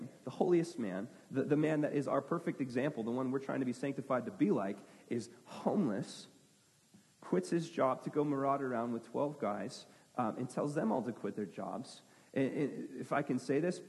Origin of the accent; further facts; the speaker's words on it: United States; I'm an American